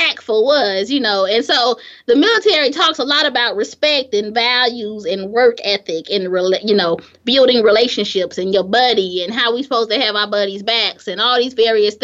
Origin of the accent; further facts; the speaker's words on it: Gary, Indiana, United States; moved away as an adult; I'm from Gary